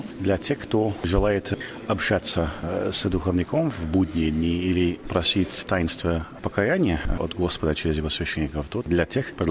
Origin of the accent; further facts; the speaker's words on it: California, United States; Russian is a second language; Я из Калифорнии.